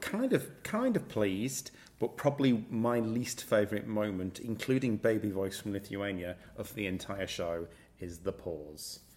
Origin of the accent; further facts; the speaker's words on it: United Kingdom; I'm British